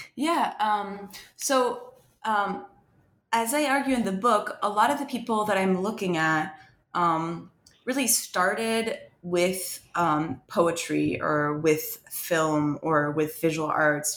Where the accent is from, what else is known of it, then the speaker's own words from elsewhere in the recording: France; moved away as an adult; now in United States; I wasn't born in France, but I was raised in France, and, and spent most of my life um, in France until I came to to the U.S. for college